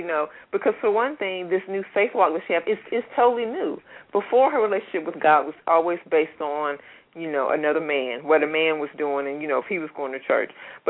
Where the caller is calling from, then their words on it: Atlanta, Georgia, United States; Well, I'm calling from Atlanta, and I'm one of Pia's readers.